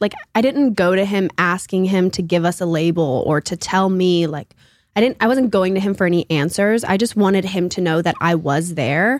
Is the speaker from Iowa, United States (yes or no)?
no; Auburn, Alabama, United States; I'm from Auburn, Alabama